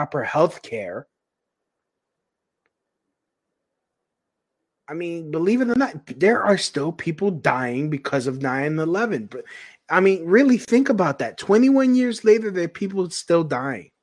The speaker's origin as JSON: {"language": "English", "town": "New York City", "region": "New York", "country": "United States", "said": "I'm from Brooklyn"}